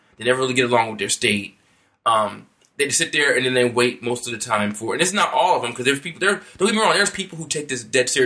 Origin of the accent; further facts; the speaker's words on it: United States; as an American